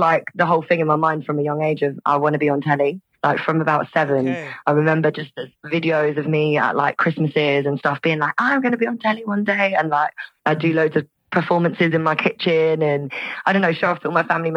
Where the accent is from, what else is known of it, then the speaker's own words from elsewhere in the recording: Bristol, South West England, United Kingdom; moved away; I was born in Bristol back in the day, 1994